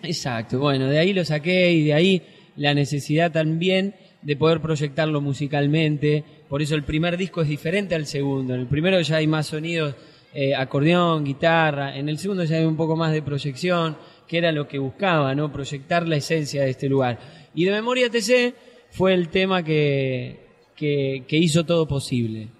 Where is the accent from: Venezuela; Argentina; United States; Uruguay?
Argentina; Santa Fe